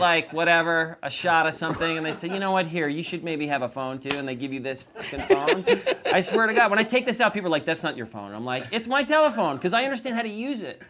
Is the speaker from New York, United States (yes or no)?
yes; New York, United States; now in Southern California, United States; I'm from New York